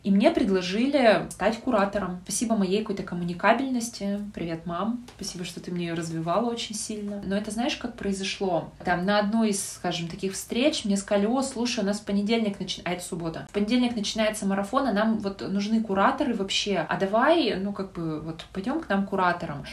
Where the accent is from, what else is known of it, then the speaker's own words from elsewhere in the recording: Yekaterinburg, Sverdlovsk Oblast, Russia; я из Екатеринбурга